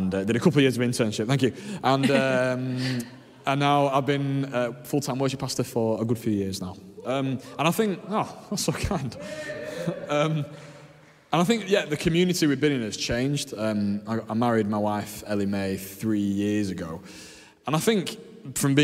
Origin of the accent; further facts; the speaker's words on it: Leeds, Yorkshire and the Humber, United Kingdom; I'm from Leeds originally. My parents moved here and married here, and we grew up just up the road in Burley